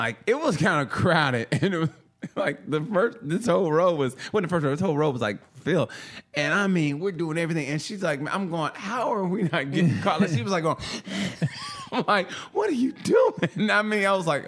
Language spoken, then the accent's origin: English; Oklahoma, United States; especially in Oklahoma, or my hometown. I was like, 13, maybe 14